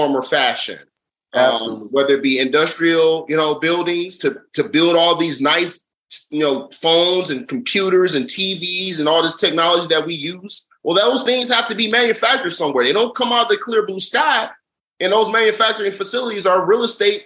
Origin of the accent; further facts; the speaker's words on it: Detroit, Michigan, United States; I'm from Schoolcraft for Evergreen Brightmore